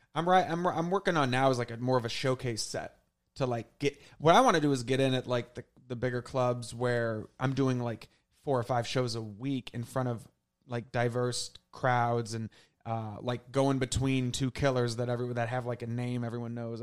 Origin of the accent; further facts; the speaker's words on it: St. Louis, Missouri, United States; moved away as an adult; also born or lived in Southern Illinois; now in New York City, United States; I basically was in Saint Louis for those three decades.